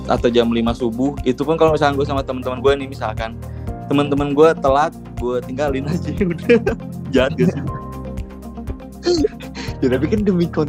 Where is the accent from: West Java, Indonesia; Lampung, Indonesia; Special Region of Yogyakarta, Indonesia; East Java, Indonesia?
West Java, Indonesia; Bandung; tuh gue dari SMP tuh emang mulai-mulai suka explore kan emang di kota sendiri gitu emang explore tempat-tempat sendiri tempat-tempat di kota sendiri karena Bandung tuh emang kalau dibilang Bandung gak ada habisnya tuh bener